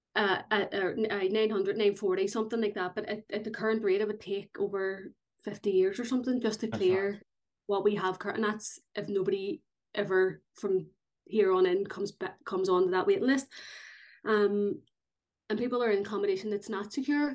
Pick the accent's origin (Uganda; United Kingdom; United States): United Kingdom; Belfast, Northern Ireland; I'm from North Belfast